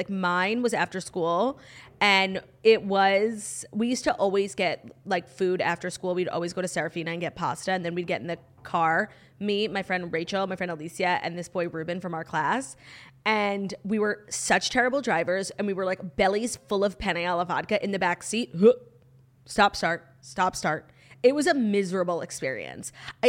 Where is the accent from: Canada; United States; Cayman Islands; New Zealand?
United States; New York; I'm originally from New York